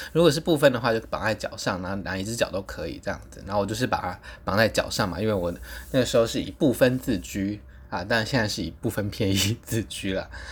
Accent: Taipei, Taiwan; 我就说我是台湾来的，台北来的这样子

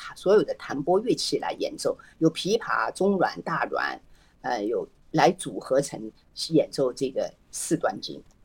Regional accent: Hangzhou, Zhejiang, China; now in California, United States; 我老家是浙江杭州人

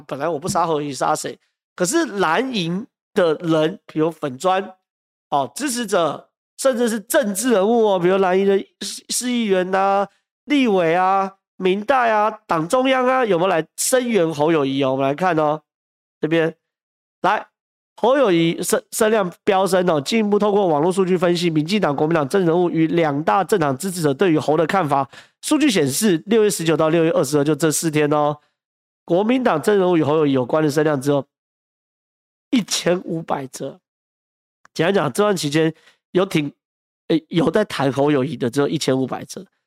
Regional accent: Taiwan; 我是台湾人

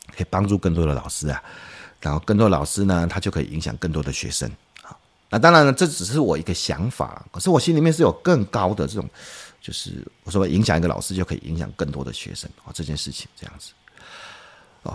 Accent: Taiwan; 我觉得我们台湾人都是很， 很好心的

